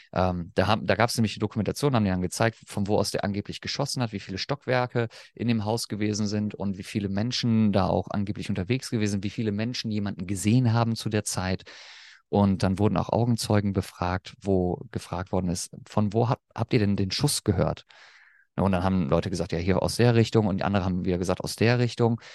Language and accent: German; Germany; accent: German; als Deutscher